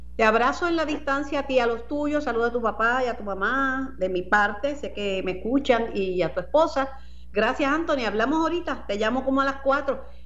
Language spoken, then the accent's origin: Spanish; Mayagüez, Puerto Rico; mi pueblo natal, Mayagüez